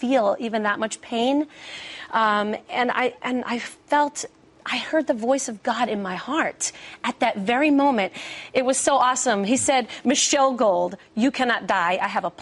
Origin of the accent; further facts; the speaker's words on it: New York City, New York, United States; my hometown. I'm a little Jewish girl from Brooklyn